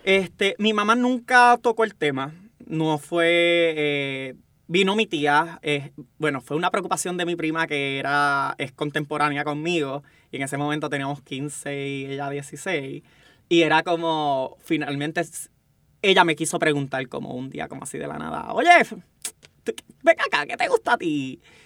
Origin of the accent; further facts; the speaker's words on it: Bayamón, Puerto Rico; vengo del campo de Bayamón, orgullosamente, este, tuve una crianza